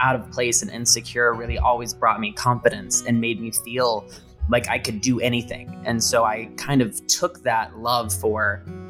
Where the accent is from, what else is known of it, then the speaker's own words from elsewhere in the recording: Indiana, United States; now in Los Angeles, United States; I talk about growing up in the small town and how hard that was with everybody being so conservative